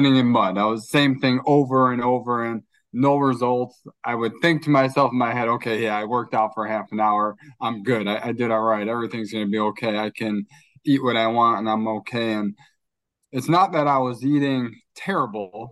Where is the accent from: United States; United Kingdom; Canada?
United States; Chicago, Illinois; also born or lived in New Jersey; I was born in New Jersey. I've spent most of my life in Chicago